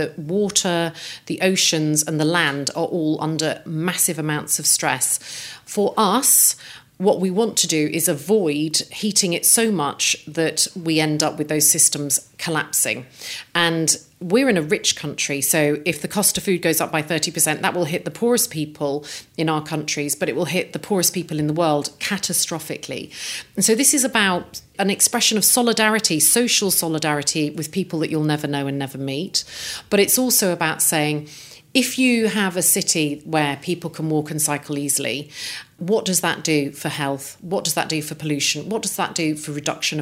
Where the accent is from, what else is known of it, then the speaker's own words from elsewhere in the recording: Coventry, West Midlands, United Kingdom; I grew up in Coventry, which is a car-making city